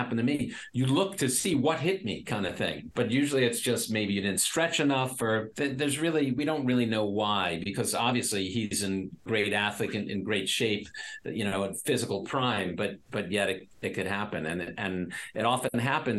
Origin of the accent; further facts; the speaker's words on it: New York, United States; I'm a New Yorker.